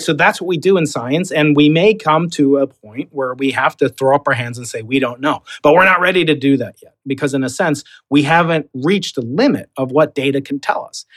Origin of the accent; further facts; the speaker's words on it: New York, United States; accent: Long Island; now in San Diego, United States; I'm a New Yorker